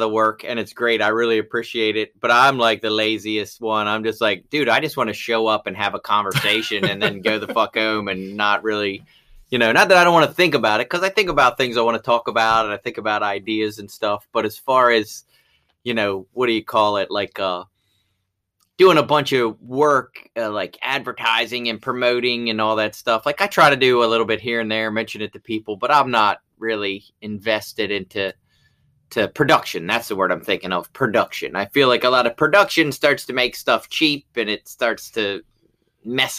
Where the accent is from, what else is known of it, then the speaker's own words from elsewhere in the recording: Baltimore, Maryland, United States; also born or lived in Rising Sun, Maryland; I grew up in Baltimore City in a predominantly white neighborhood in the city